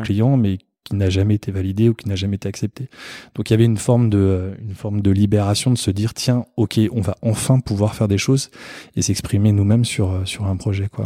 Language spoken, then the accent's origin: French; Paris, Île-de-France, France; moved away; also born or lived in Fontainebleau / Perche; je suis né à Paris, j'ai vécu toute ma vie à Paris.